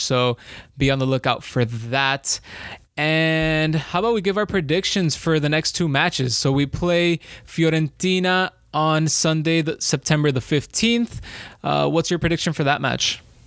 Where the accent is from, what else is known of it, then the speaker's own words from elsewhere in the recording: Colombia; I'm from Colombia